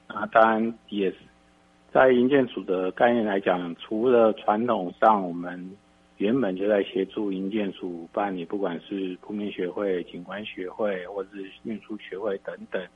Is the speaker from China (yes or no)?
no; Taipei, Taiwan; 我从小在台北市长大